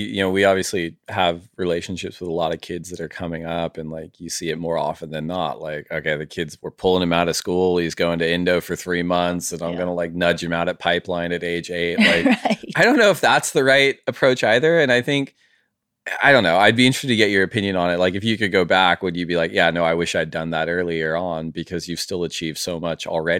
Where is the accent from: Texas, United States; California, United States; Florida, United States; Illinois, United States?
California, United States; Santa Barbara; like growing up in Santa Barbara, you have a range of waves.